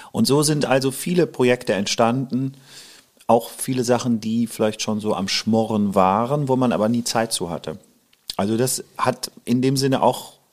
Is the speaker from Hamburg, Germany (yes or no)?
yes; Hamburg, Germany; also born or lived in Lower Rhine, Germany; ich bin halb Holländer, halb {S1} hm. Deutscher {S0} und ähm, bin an der Grenze am Niederrhein geboren, habe auch hier als Kind in Hamburg ja verbracht